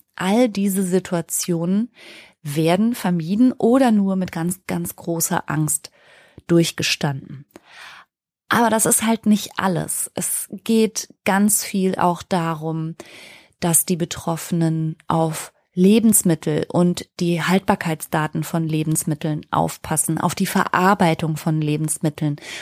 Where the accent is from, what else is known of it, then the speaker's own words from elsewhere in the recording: Ruhr area, North Rhine-Westphalia, Germany; ich bin im Ruhrgebiet groß geworden